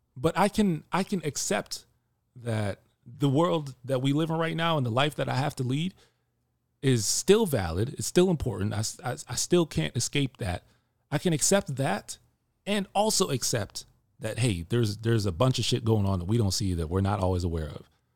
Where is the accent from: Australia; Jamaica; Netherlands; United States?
Jamaica; I'm Jamaican